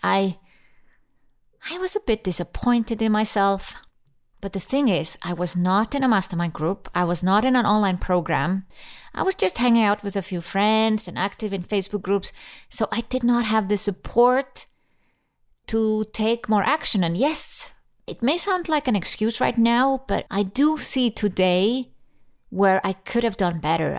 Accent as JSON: {"language": "English", "country": "Iceland", "tie": "born or raised there", "moved": "yes", "lives_now": "Switzerland"}